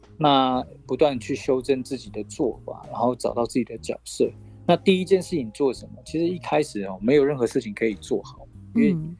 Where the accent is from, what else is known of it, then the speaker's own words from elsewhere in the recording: Dong'an community, Ren'ai Township, Nantou County, Taiwan; 我是来自于南投县仁爱乡的东岸部落